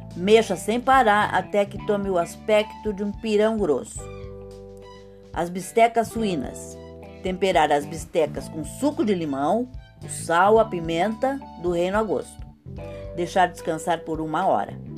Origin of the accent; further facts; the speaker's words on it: São Paulo, Brazil; São Paulo, minha cidade natal. Sou paulistana com muito orgulho